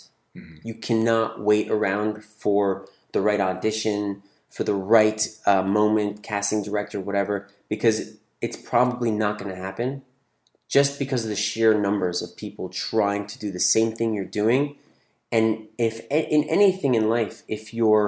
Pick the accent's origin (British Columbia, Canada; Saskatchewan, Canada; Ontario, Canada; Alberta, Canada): Ontario, Canada; Toronto; moved away as an adult; also born or lived in California; now in Los Angeles, United States; I grew up in Toronto, moved to California for college at 18